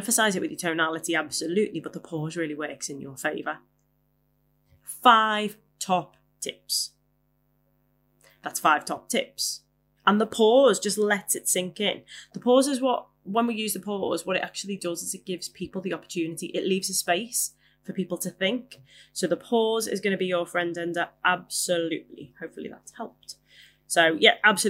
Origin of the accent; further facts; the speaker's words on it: Liverpool, North West England, United Kingdom; I am a Scouser, as I'm sure you have noticed. And where I come from, swearing is punctuation